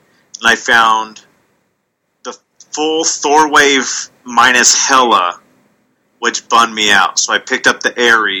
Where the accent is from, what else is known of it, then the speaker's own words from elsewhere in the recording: Long Beach and Bakersfield, California, United States; moved away; I grew up in Long Beach and Bakersfield, California. Those are the two places I lived